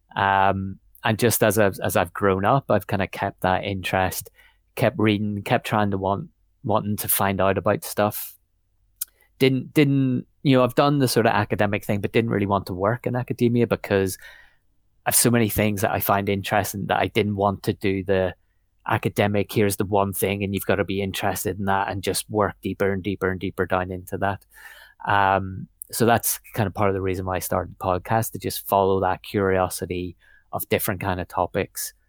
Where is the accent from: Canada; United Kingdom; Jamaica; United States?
United Kingdom; Northern Ireland; moved away as an adult; also born or lived in Belfast; I was born in Belfast, pretty much, um, but lived out in the countryside a little bit in Northern Ireland, um, till I was about eighteen